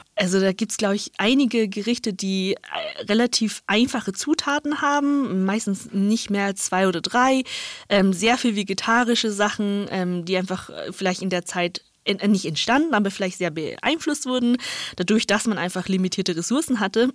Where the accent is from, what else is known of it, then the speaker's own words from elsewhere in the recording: northern China, China; now in Germany; ich bin in Nordchina aufgewachsen